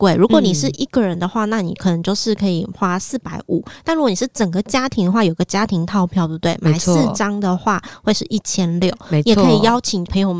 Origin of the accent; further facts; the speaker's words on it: Zhudong, Hsinchu County, Taiwan; 发生在我的家乡竹东，是山神祭